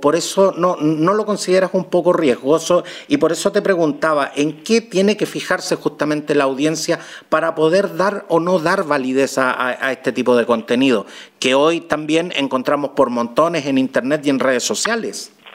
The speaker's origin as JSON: {"language": "Spanish", "country": "Chile"}